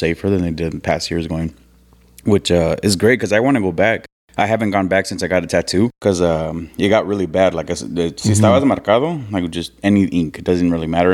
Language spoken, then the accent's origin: English; San Diego, California, United States; I was born and raised in San Diego